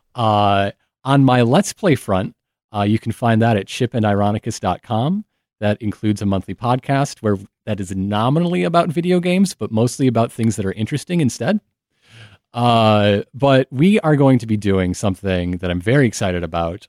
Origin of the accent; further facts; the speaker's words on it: Flint, Michigan, United States; I'm from Flint, Michigan.